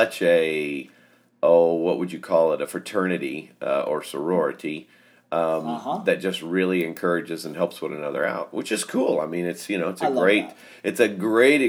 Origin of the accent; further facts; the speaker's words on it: the South, United States; we grew up in the South